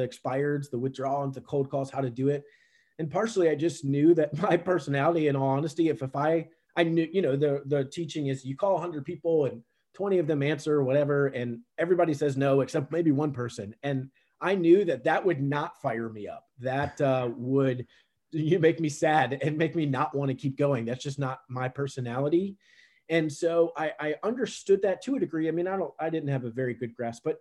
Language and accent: English; Richmond, Virginia, United States; I grew up in Richmond, Virginia, the capital of Virginia